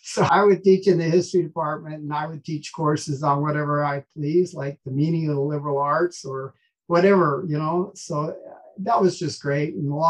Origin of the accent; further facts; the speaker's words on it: Alaska, United States; moved away as an adult; now in Tuscaloosa, United States; So, of course, I was born in Alaska and raised in Alaska.